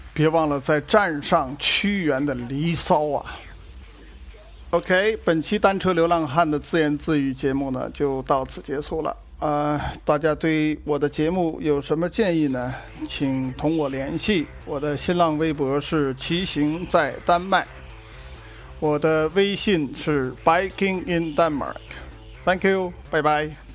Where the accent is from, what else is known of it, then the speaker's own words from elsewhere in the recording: China; 我们中国人就是喜欢